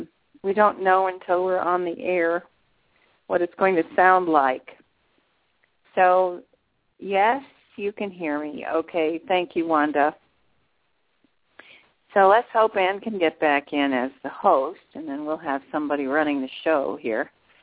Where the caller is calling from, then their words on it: Canada; Because I'm calling from Canada, and it wouldn't let me in.